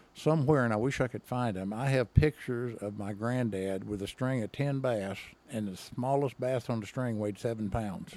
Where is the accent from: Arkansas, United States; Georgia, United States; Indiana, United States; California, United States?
Arkansas, United States; Henderson; I grew up in, uh, if you're not from that part of the state, you won't even know where this is Henderson, Arkansas